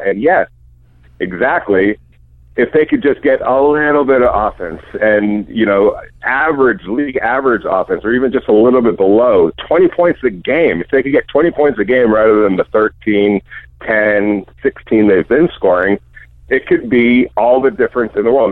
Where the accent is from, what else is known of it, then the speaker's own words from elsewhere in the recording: California, United States; also born or lived in New York; I was born in New York and spent year, uh, you know, at first a few years there, but then came out to California with my family